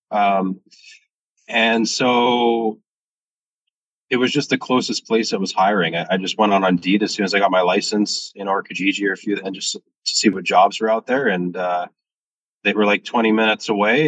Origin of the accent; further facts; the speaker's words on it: Washington, United States; moved away; also born or lived in Ontario; I, am from the States, I'm from Washington State